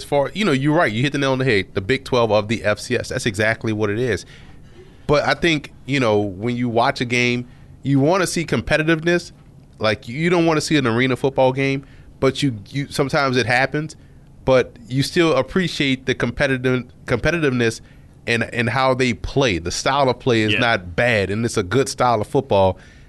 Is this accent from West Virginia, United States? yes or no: no; New Orleans, Louisiana, United States; I grew up in New Orleans